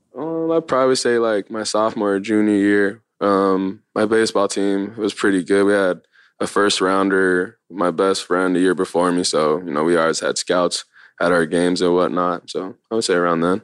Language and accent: English; Long Beach, California, United States; also born or lived in Lakewood, California; Born in Long Beach, and then once I was, like, eight or nine, moved to Lakewood, which is right around the corner.